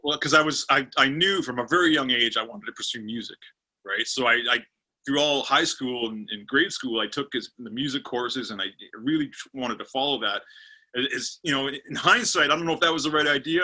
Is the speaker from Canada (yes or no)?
yes; Pickering, Ontario, Canada; also born or lived in Scarborough, Ontario; i live in pickering pickering's like a about 20 30 minutes east of uh, the big city toronto and i've lived here since i was you know two years old i was born in Scarborough, Ontario